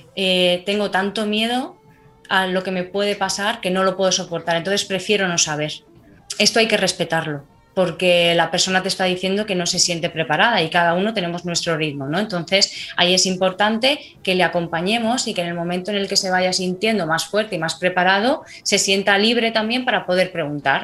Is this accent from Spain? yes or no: yes; Madrid, Community of Madrid, Spain; now in Alicante, Spain; nací en Madrid, soy madrileña de, corazón aunque ahora mismo estoy residiendo en Alicante